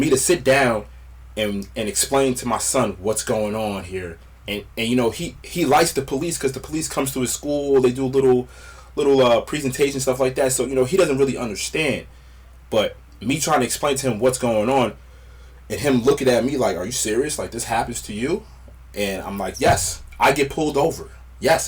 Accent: Westwood, New Jersey, United States; I grew up in Westwood, New Jersey.

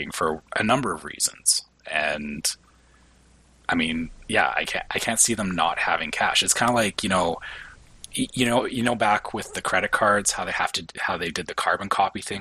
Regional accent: Canada; as a Canadian, we don't even have pennies anymore

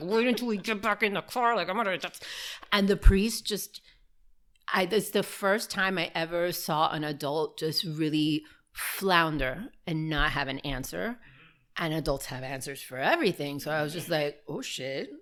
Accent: Miami, Florida, United States; also born or lived in Burbank, California / Manzanillo, Cuba (parents); I was born in Burbank, uh, California, and um, moved to Miami probably maybe two or three years after I was born

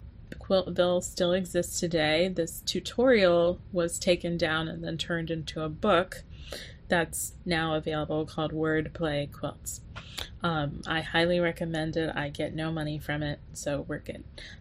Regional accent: the South, United States; As a Southerner, it's you can't grow up without even being called it, right?

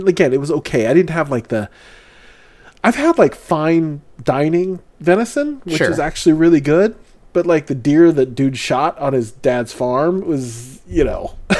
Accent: Philippines; This is the beauty of being, again, this is the beauty of being Filipino.

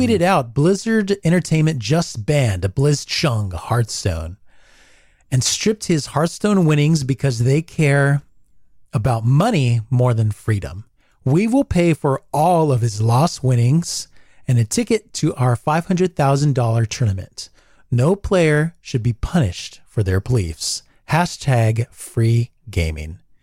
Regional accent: United States; who I am as an American

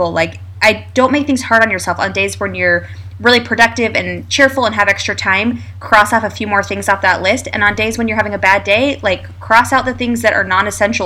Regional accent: Lewiston, Idaho, United States; now in San Antonio, United States; growing up in Lewiston, Idaho, where Angie and I grew up

